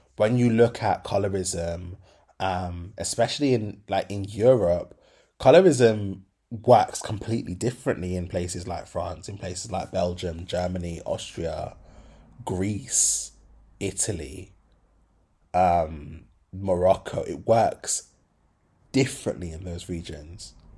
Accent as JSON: {"language": "English", "town": "Birmingham", "region": "West Midlands", "country": "United Kingdom", "said": "I'm from Birmingham"}